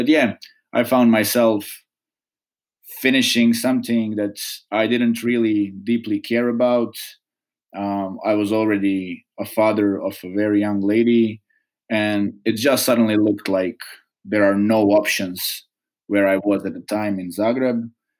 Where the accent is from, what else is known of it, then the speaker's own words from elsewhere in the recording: Čapljina, Federation of Bosnia and Herzegovina, Bosnia & Herzegovina; English is a second language; also born or lived in Mostar / Metković, Croatia; So I was born in Mostar, raised in Chaplina and Metković, so on both sides of border between Bosnia and Herzegovina and Croatia, deep south.